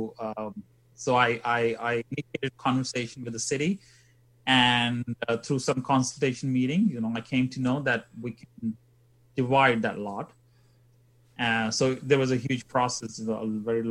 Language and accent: English; India; moved away as an adult; also born or lived in England / Sheffield; now in Canada; I was born in India, and then I degree in chemical engineering, and then I moved to England to do my further education